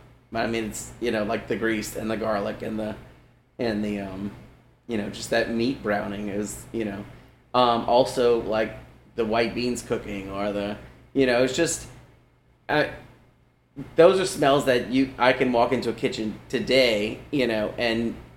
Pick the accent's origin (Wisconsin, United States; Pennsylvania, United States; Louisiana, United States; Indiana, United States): Louisiana, United States; as Cajun people, we take the simplest things and we make something really good from it by treating it the right way.